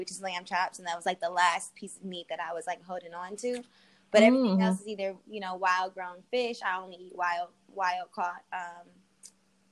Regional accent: Detroit, Michigan, United States; moved away as an adult; also born or lived in Arizona / Los Angeles; I'm from Detroit after living in Arizona, going to school in Arizona, living in LA, and I moved back to Detroit

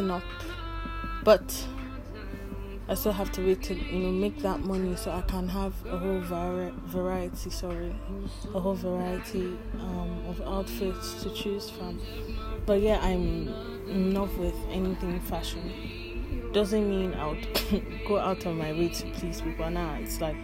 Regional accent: Delta, Nigeria; now in Lagos, Nigeria; I'm from Delta State. Yeah, Delta

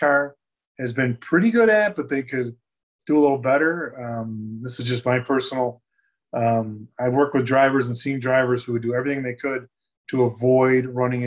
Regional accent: Buffalo, New York, United States; now in Mooresville, United States; I'm from Buffalo

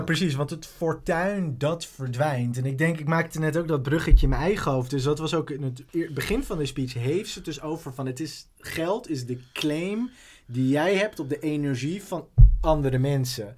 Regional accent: Amstelveen, North Holland, Netherlands; ik ben opgegroeid in Amstelveen.

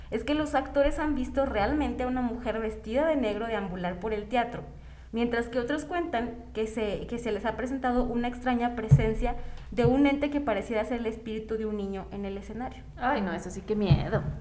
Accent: San Luis Potosí, Mexico; also born or lived in Río Verde, San Luis Potosí; soy de San Luis y yo viví mucho tiempo en Río Verde.

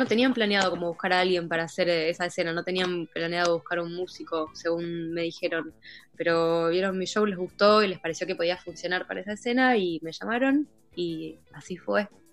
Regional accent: Olivos, Buenos Aires Province, Argentina; moved away as an adult; now in Berlin, Germany; nací en, Buenos Aires, me crié en Olivos, casi toda mi vida viví en Vicente López.

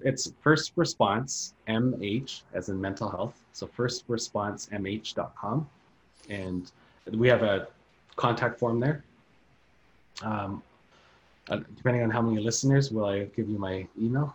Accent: Thunder Bay, Ontario, Canada; Thunder Bay. That's a that's my hometown city

